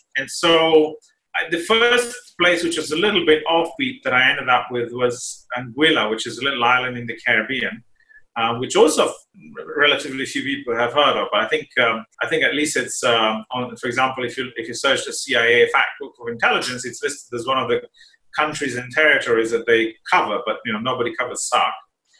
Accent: Slovenia; born there; moved away; also born or lived in Italy / United Kingdom / United States / Singapore; So I was born in Slovenia, as you mentioned before, which was Yugoslavia at the time still. And then I lived in Italy and the UK and the US and Singapore and Australia.

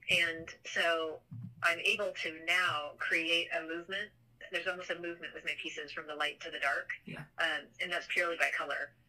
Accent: Seattle, Washington, United States; moved away as an adult; now in Columbus, United States; growing up in Seattle, there was a very large Japanese um, population that we grew up with, mm-hmm. and we um, participated in the Japanese community and the culture

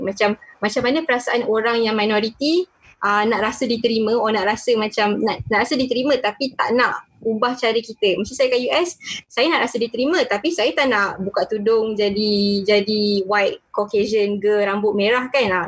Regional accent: Malaysia; dekat Malaysia, kita dah biasa kita saya orang Melayu Muslim

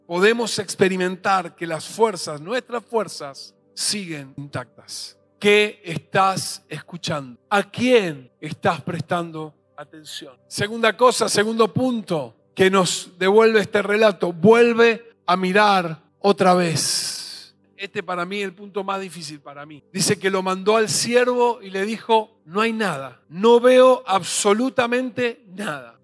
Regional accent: Mendoza, Argentina; somos mendocinos

